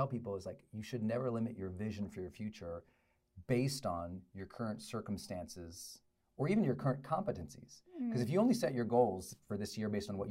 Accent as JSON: {"language": "English", "town": "Butte", "region": "Montana", "country": "United States", "tie": "born or raised there", "also_born_or_lived": "Great Falls, Montana", "said": "where I grew up in Butte, Montana, and then Great Falls, Montana, men weren't very expressive."}